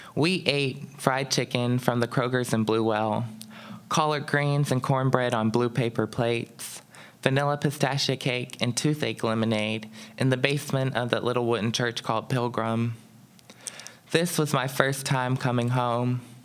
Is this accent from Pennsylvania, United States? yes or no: yes; Pittsburgh, Pennsylvania, United States; growing up as a black child here in Pittsburgh